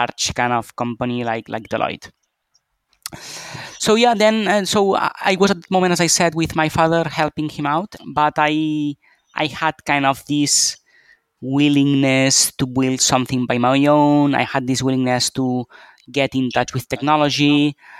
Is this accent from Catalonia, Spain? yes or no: yes; Barcelona, Catalonia, Spain; also born or lived in Pittsburgh / Philadelphia / London; I'm a Spanish citizen. I was born and raised here in Barcelona